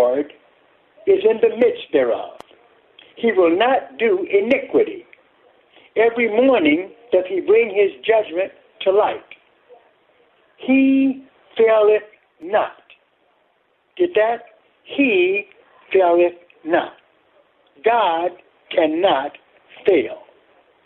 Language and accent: English; Detroit, Michigan, United States; I'm from Detroit